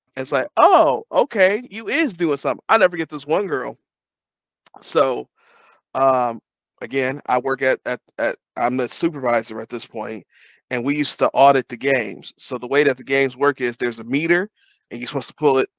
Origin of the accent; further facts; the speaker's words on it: Detroit, Michigan, United States; moved away; I'm from Detroit